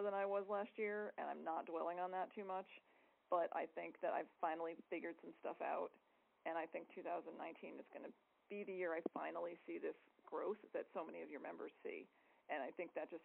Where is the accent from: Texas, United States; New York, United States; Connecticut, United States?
Connecticut, United States; Hartford; my hometown Hartford